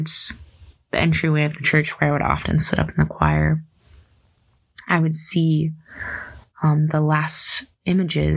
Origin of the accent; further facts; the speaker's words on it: Dimock, South Dakota, United States; I grew up in St. Peter and Paul Parish of Dimmick, South Dakota.